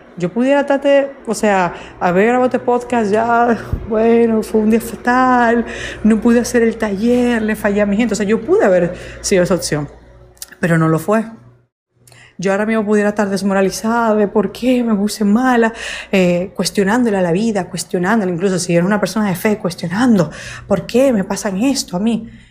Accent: Dominican Republic; moved away; República Dominicana y era algo que como mi país eh, es mi país natal

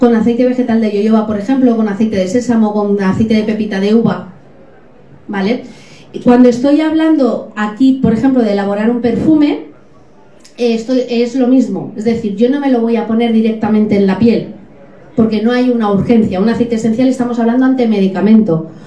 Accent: Alcoy, Valencian Community, Spain; Yo soy de Alcoy, estamos rodeados de montañas

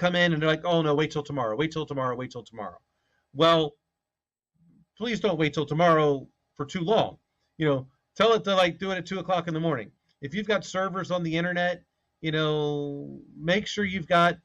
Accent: right next to DC, Maryland, United States; moved away; I'm from Maryland.

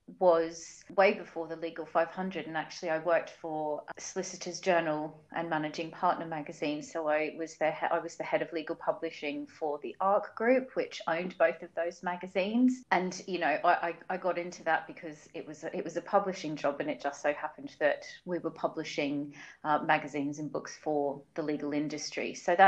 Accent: Wellington Point, Queensland, Australia; So I am actually originally from Australia. I was born and raised in a very small little beach town called Wellington Point in Brisbane in Queensland.

